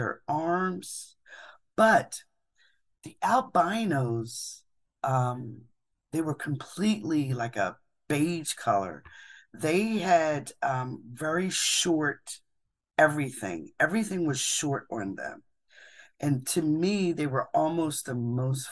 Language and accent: English; Philadelphia, Pennsylvania, United States; moved away; I'm from Philadelphia.